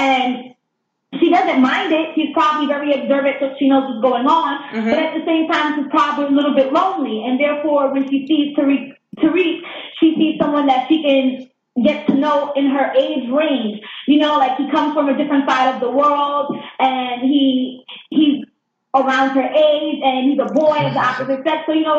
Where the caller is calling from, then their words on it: New York, United States; Yeah, I'm calling from New York.